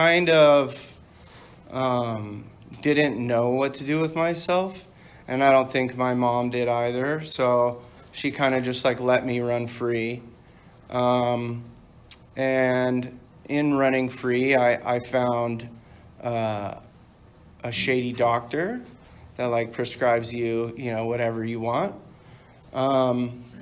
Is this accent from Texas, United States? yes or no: no; Dana Point, California, United States; also born or lived in Canada / Palm Springs; I grew up in Dana Point